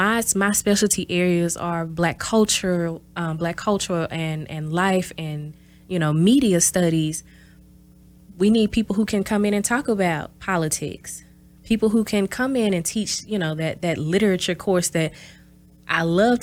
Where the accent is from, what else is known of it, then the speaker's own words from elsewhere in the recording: the South, United States; You know, I'm from the South, so learning about, you know, Black history